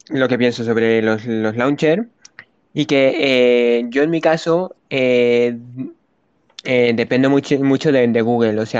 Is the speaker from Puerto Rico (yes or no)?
no; Spain; Yo soy español de España.